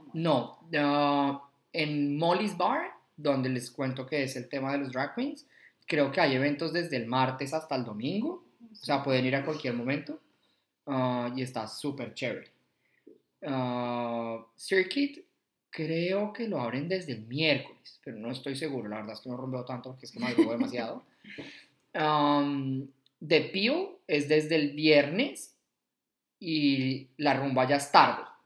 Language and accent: Spanish; Bogotá, Colombia; moved away as an adult; now in Australia; soy de Bogotá nacía ya hace 37 años